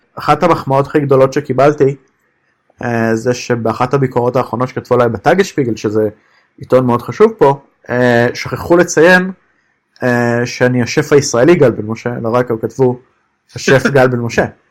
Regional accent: Israel; moved away as an adult; now in Berlin, Germany; נולדתי שם

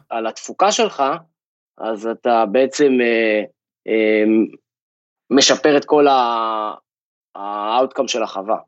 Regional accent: Kfar Kish, Northern District, Israel; moved away as an adult; also born or lived in Rehovot; now in California, United States; גדלתי במושב שנקרא כפר קיש, משפחה של מגדלים

